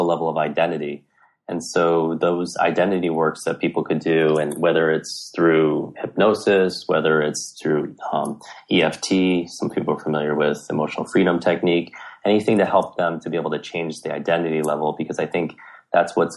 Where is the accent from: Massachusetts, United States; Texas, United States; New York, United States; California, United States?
New York, United States; growing up in New York